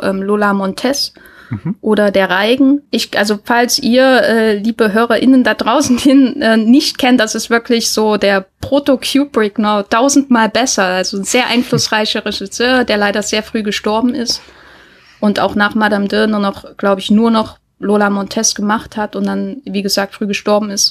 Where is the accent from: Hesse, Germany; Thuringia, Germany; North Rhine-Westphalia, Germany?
Thuringia, Germany; meinem Thüringen, wo ich aufgewachsen bin